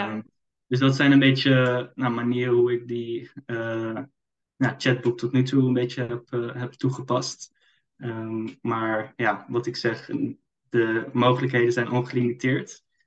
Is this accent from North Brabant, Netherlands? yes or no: no; Amsterdam, North Holland, Netherlands; Ik kom uit Amsterdam.